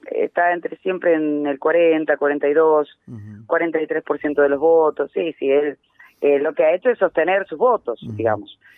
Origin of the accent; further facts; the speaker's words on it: Jujuy, Argentina; nosotros que somos de Jujuy, sabemos que muchas veces este, la centralidad de la Argentina hace que nadie nos pregunte lo que nos pase